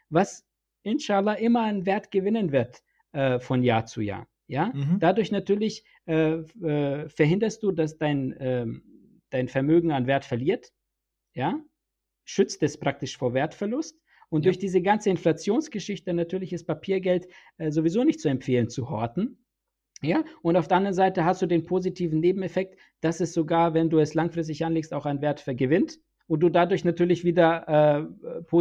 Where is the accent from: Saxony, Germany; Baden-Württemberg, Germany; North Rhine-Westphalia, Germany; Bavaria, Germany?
Bavaria, Germany; Nuremberg; Ich kann dir ein Beispiel hier bei uns jetzt in Nürnberg, ne, weil ich komme ja aus Nürnberg